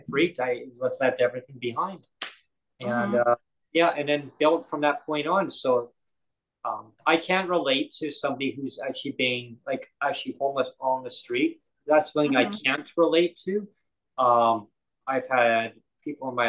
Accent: Canada; as Canadian citizens

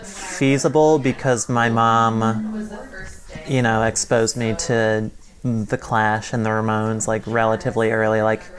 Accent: Manchester, Connecticut, United States; I grew up in Manchester.

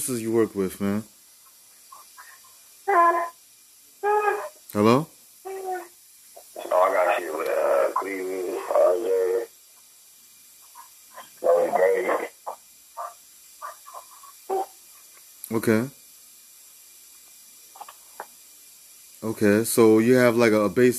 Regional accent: New York City, New York, United States; I'm from the Bronx

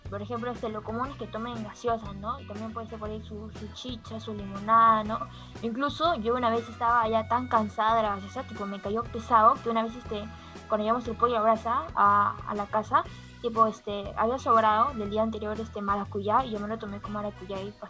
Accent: Peru; Claro, mira, como buen peruano me gusta comer bastante, ¿ya?

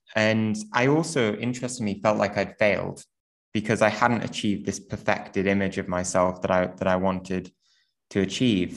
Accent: Newcastle upon Tyne, North East England, United Kingdom; I grew up in in Newcastle

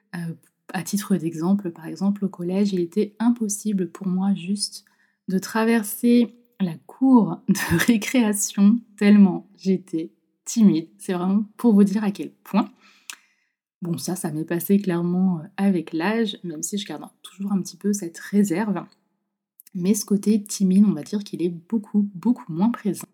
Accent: Nantes, Pays de la Loire, France; de base, je suis de Nantes

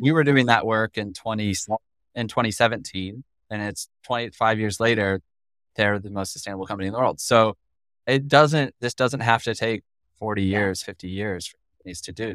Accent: Colorado, United States; I'm from Colorado.

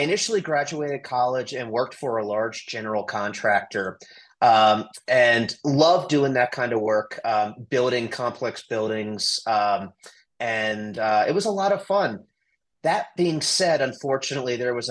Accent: Washington, District of Columbia, United States; now in Colorado, United States; I grew up in Washington, D.C.

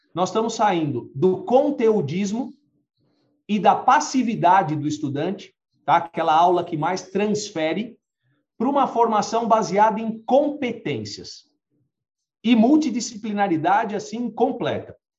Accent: Brazil; nós, como brasileiros

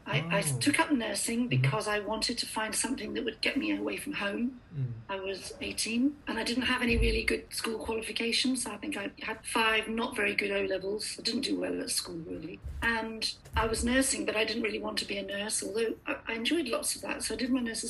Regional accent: Tripoli District, Libya; also born or lived in Gambia; I was born in Gambia, West Africa, and I was raised mostly in Libya, near Tripoli.

